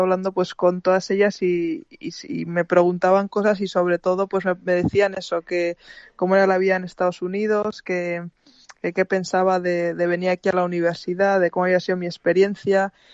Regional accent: Spain; mi país

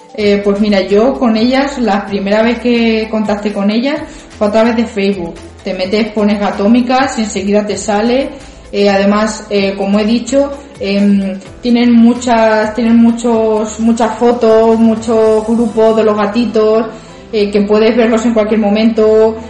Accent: Ciudad Real, Castilla-La Mancha, Spain; vivo aquí en Ciudad Real, nacida en Ciudad Real también

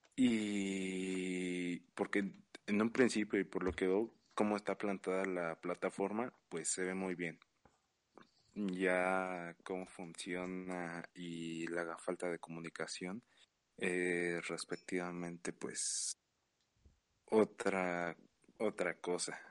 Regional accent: Mexico; como mexicano

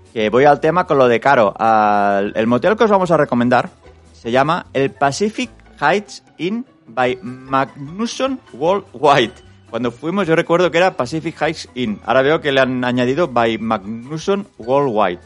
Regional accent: Spain; nosotros, siendo los únicos españoles

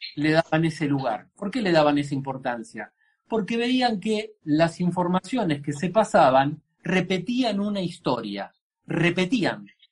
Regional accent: Argentina; en nuestra cultura

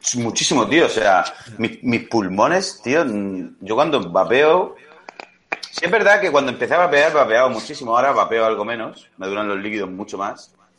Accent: Spain

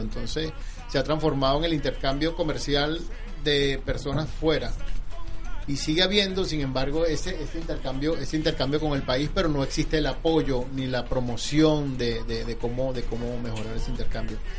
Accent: Venezuela; now in United States; nuestro país

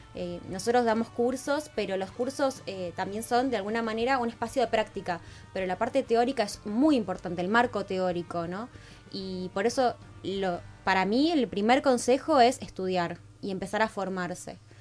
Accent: Rosario, Santa Fe, Argentina; moved away as an adult; now in Buenos Aires, Argentina; nosotros somos oriundos de, de Rosario

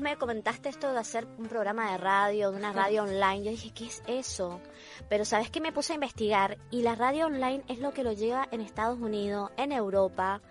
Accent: Argentina; moved away as an adult; now in Chile; Yo soy argentina, pero vivo aquí hace

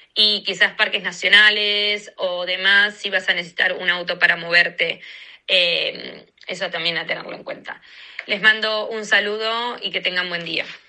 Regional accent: Argentina; moved away as an adult; also born or lived in Washington, DC, United States; now in United States; soy de Argentina y este momento estoy viviendo en Estados Unidos hace dos años y siete meses

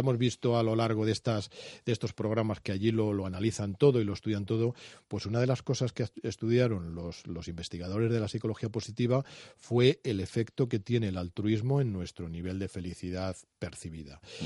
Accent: Spain; Estamos en una sociedad como la española que es apasionada por naturaleza

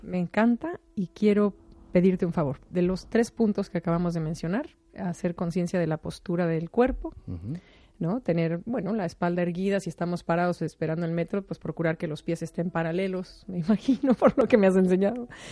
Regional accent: Mexico; soy mexicana

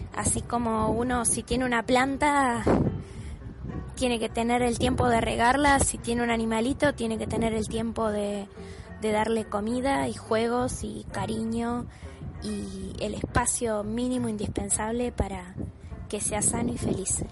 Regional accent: Mercedes, Buenos Aires Province, Argentina; also born or lived in Palermo, Buenos Aires; now in Buenos Aires, Argentina; Yo me crié en Mercedes, en una casa con patio bastante grande.

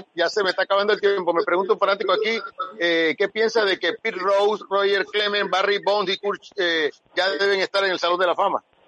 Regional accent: Panama; nosotros como, como panameños

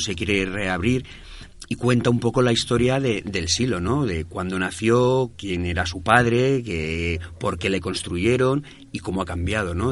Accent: Madrid, Community of Madrid, Spain; Yo soy de aquí del barrio, Candela también es de aquí de, del barrio, entonces somos de Hortaleza

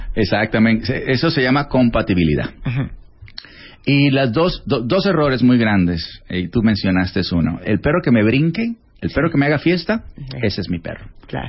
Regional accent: Sinaloa, Mexico; moved away as an adult; yo soy mexicano

